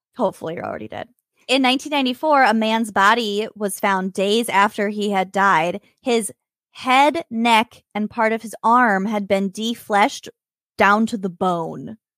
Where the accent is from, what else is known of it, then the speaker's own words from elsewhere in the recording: Minnesota, United States; we're from Minnesota